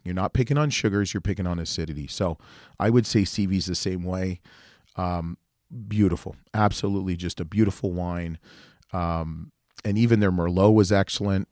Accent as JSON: {"language": "English", "country": "Canada", "said": "being Canadian"}